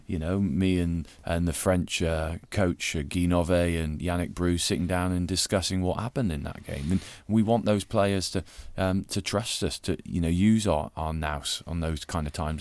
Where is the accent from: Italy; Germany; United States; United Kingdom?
United Kingdom; Gloucestershire, South West England; growing up in Gloucestershire